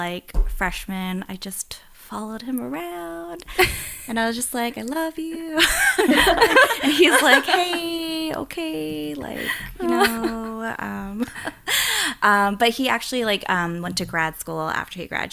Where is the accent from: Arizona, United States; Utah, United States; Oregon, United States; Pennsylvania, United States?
Pennsylvania, United States; Philadelphia; I grew up in Philly